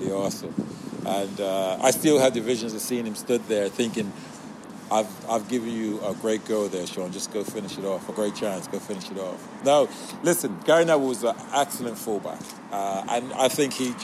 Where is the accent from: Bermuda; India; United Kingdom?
Bermuda; moved away; I'm this kid from Bermuda